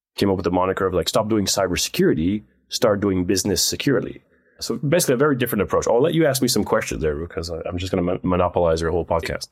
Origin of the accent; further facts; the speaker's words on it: Netherlands; moved away as an adult; also born or lived in United States; I grew up in Holland